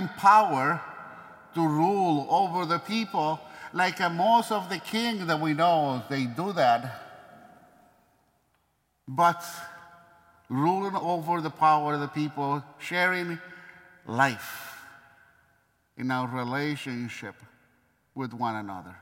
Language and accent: English; Maracaibo, Zulia, Venezuela; moved away; my hometown